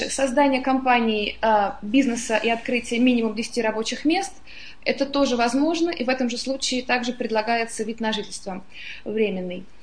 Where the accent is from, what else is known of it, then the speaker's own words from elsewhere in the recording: Moscow, Russia; also born or lived in London, United Kingdom; now in Portugal; Я жила во многих странах, я москвичка, но всегда жила где-то за границей, в Лондоне много лет